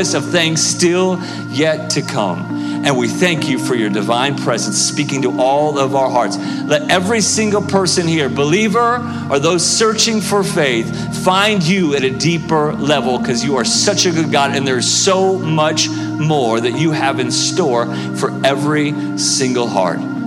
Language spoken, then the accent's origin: English; Oklahoma, United States; now in Kansas City, United States; I'm from Oklahoma